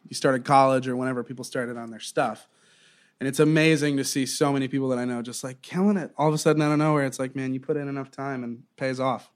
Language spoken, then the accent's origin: English; Southwest Florida, United States; also born or lived in Eugene, Oregon / Wilmington, North Carolina; I kinda grew up in, in Southwest Florida